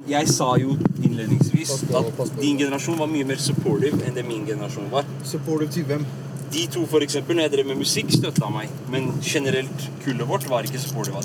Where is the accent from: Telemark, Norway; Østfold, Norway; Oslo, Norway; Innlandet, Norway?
Oslo, Norway; also born or lived in United States; vi vokst opp på Furuset